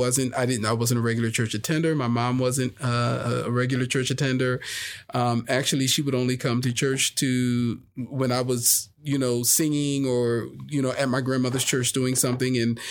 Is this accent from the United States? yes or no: yes; New Jersey, United States; now in Las Vegas, United States; From New Jersey. So I'm from the Philly, South Jersey area.